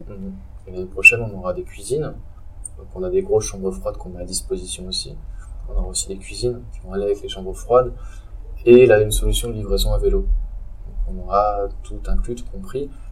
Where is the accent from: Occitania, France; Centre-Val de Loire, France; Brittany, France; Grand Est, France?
Grand Est, France; Strasbourg; je viens de Strasbourg